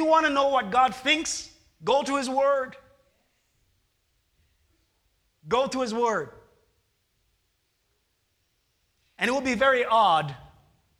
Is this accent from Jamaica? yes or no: yes; Jamaica; moved away; I am a Jamaican